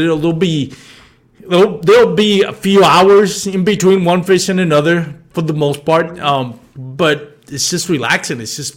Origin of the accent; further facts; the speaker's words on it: Puerto Rico; growing up in Puerto Rico